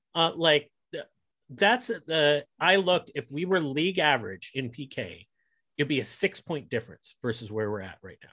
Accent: United States; as an American

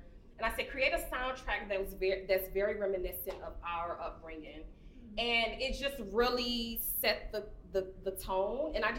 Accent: Midwest, United States; growing up in the Midwest, like minks were essential, right? Because it's cold, it's cold up north.

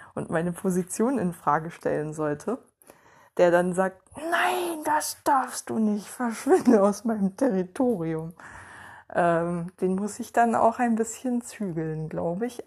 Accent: Ueckermünde, Mecklenburg-Vorpommern, Germany; in meiner Heimatstadt

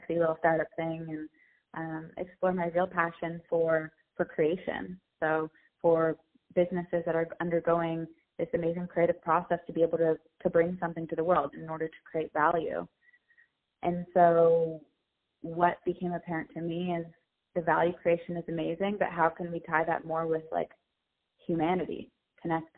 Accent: San Diego, California, United States; I'm from San Diego

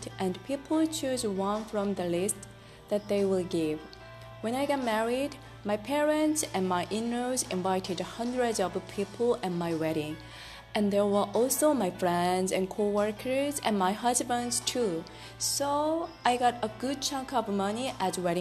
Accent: South Korea; English is a second language; moved away; I am from South Korea

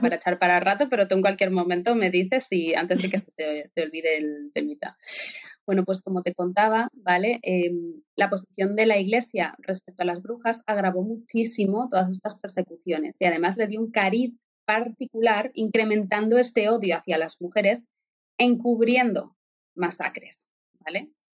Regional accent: Spain; now in Germany; como española de nacimiento

